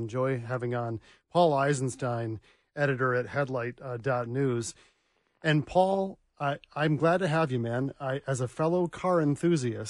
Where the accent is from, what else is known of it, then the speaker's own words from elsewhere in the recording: Michigan, United States; I'm from Michigan